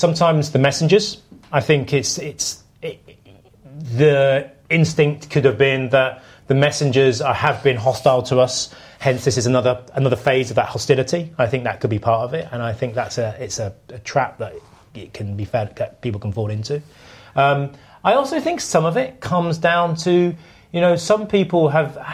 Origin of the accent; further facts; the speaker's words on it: United Kingdom; I'm British.